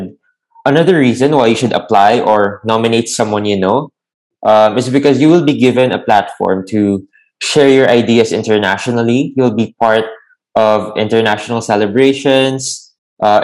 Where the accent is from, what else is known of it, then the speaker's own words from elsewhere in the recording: Lucena, Calabarzon, Philippines; Oh, I'm actually from Quezon Province.